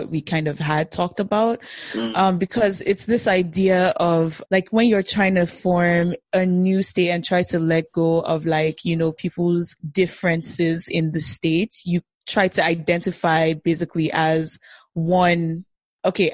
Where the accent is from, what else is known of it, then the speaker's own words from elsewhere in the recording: Nigeria; Nigeria, in like 1967, I believe, really close to when our country really became independent of the British rule